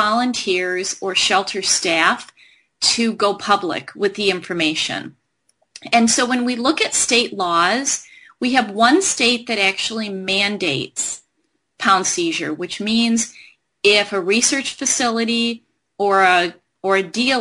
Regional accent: Michigan, United States; my home state of Michigan

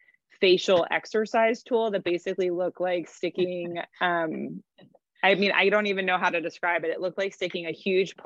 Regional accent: Cleveland, Ohio, United States; accent: hard A Midwestern; now in Seattle, United States; I'm in Seattle, but I'm originally from Cleveland, Ohio, which is where that non-sexy hard A Midwestern voice comes from.

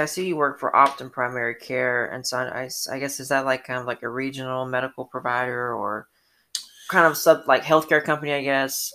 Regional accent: Atlanta, Georgia, United States; I grew up in Atlanta

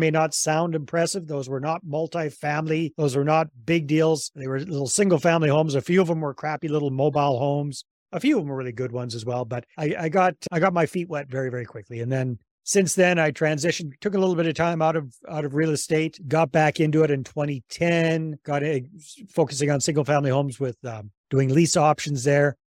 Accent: British Columbia, Canada; moved away as an adult; also born or lived in San Jose, Costa Rica; I'm originally from Canada, from British Columbia

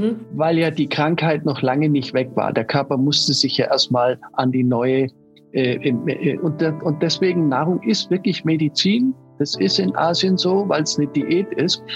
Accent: Munich, Bavaria, Germany; ich bin in München geboren

